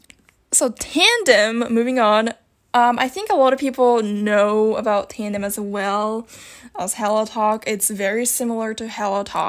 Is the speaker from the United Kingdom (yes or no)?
no; Japan; English is a second language; I'm from Japan